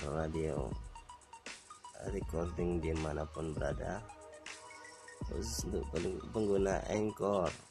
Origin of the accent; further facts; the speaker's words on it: Semarang, Central Java, Indonesia; gue dari Semarang, Jawa Tengah.